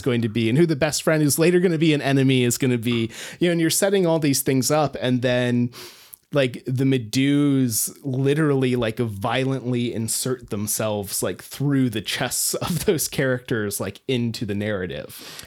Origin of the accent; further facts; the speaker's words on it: rural Alaska, United States; I grew up in rural Alaska